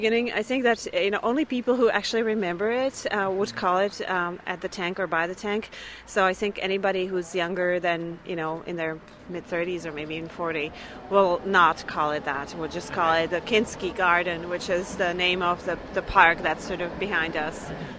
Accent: Prague, Czechia; When I was growing up in Prague

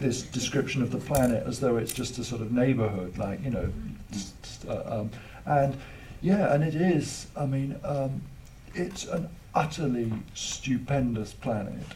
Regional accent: England, United Kingdom; I am English

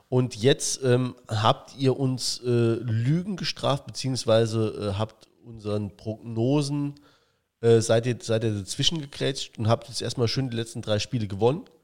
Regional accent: Saarland, Germany; Saarländer ist man eher Schwarzmaler. Das bin ich auch

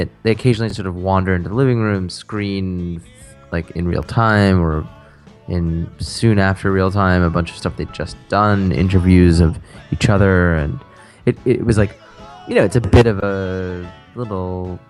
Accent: United States; fond of being American

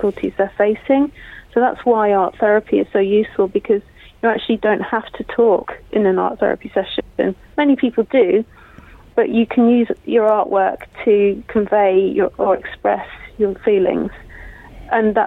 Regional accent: BCP, South West England, United Kingdom; moved away; also born or lived in Croydon; I just moved back to my hometown.

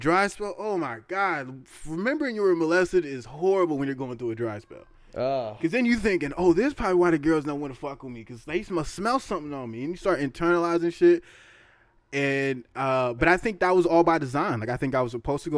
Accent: the Bay Area, California, United States; we're from the Bay

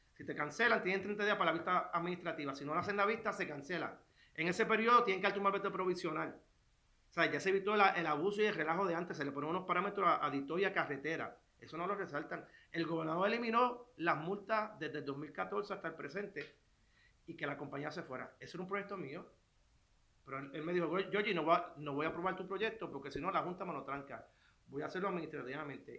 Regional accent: Puerto Rico; soy puertorriqueño, soy ciudadano americano.

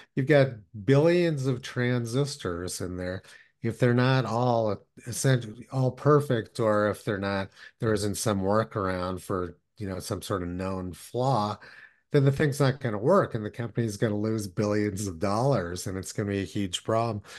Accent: Los Alamos, New Mexico, United States; I was born and raised in Los Alamos, New Mexico

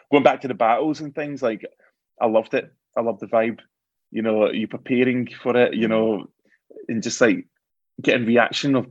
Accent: Glasgow, Scotland, United Kingdom; I was from Glasgow

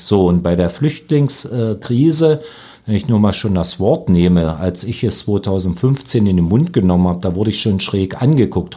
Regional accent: Lusatia, Germany; als Lausitzer

